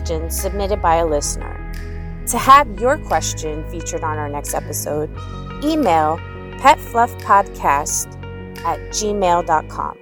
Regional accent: Arlington, Virginia, United States; also born or lived in Washington, District of Columbia, United States; I am a DC native and I grew up in Arlington, Virginia

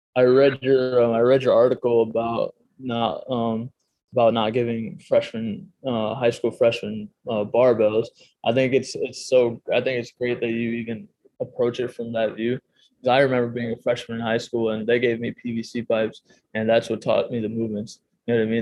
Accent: Chicago, Illinois, United States; moved away; I'm from the Chicago area

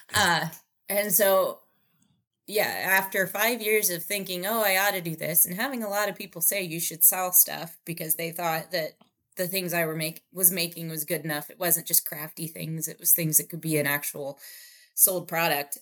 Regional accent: Indiana, United States; moved away as an adult; also born or lived in Chicago; now in Phoenix, United States; I am originally from the cornfields of Indiana

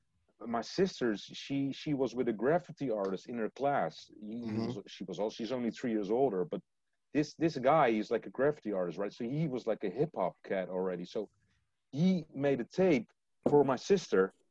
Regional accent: Leiden, South Holland, Netherlands; I'm from Leiden. We're not from Rotterdam

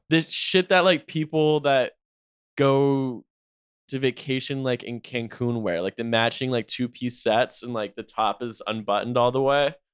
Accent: North Carolina, United States; I'm from North Carolina

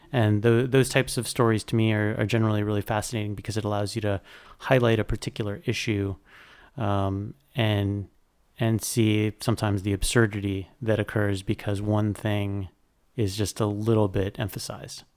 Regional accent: South Florida, United States; also born or lived in New York; growing up in South Florida

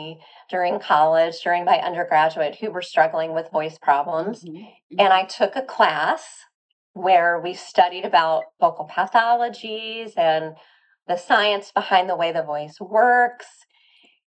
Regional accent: Louisiana, United States; also born or lived in Northeast United States; now in Chicago, United States; I'm originally from Louisiana

